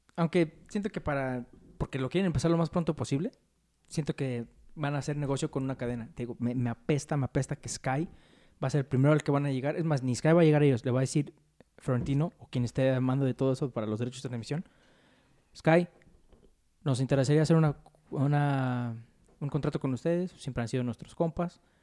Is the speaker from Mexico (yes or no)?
yes; Mexico; como mexicano